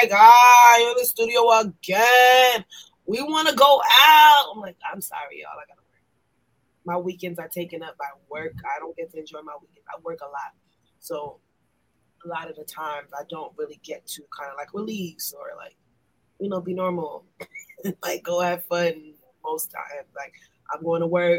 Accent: New York City, New York, United States; I was born and raised in Brooklyn, New York

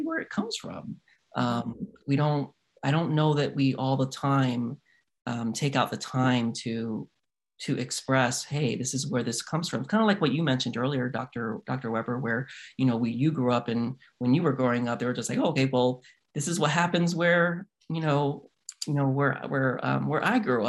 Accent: Puerto Rico; Puerto Ricans, we come from Africa

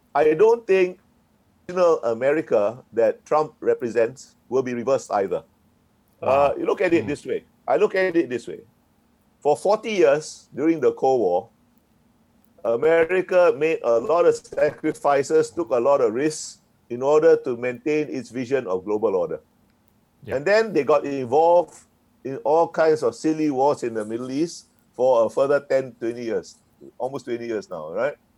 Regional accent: Singapore; I was born in Singapore and grew up in Singapore

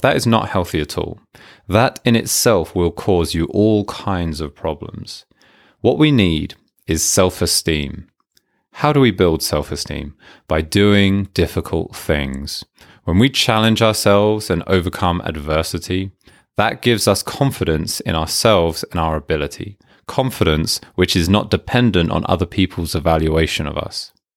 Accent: United Kingdom; I'm British

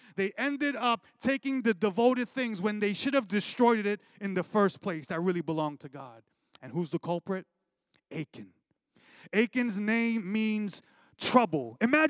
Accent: Brooklyn, New York, United States; growing up in Brooklyn

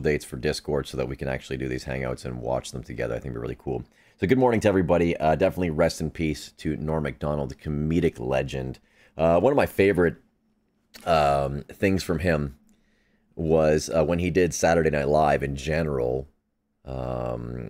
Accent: Canada; as a Canadian

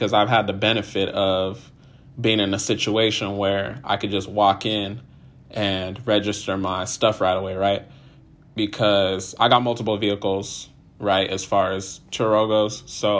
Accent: Nigeria; So today's Nigerian Independence Day. Shout out to all my Nigerians. If you don't know, I'm Nigerian.

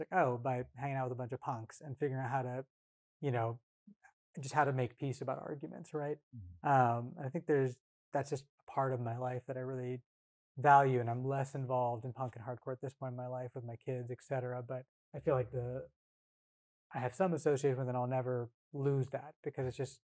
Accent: California, United States; also born or lived in Bay Area, California; Came up in punk and hardcore, like I said, in rural Northern California. Mm-hmm. You know, I was born actually in the Bay Area, but moved up there when I was 9 because my dad's work

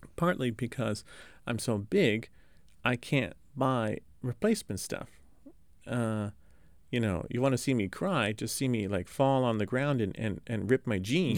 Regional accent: Los Angeles, California, United States; I'm from Los Angeles

